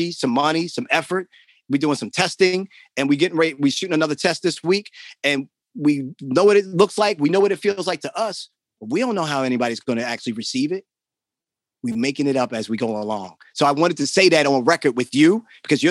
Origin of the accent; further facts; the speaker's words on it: Baltimore, Maryland, United States; also born or lived in New York; I'm from Baltimore. I grew up in the city.